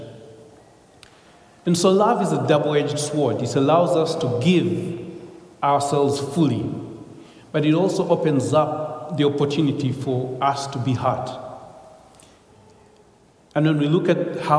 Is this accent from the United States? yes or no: no; Uganda; I come from Uganda again, and my mother is a Muganda. My father was a Runyankore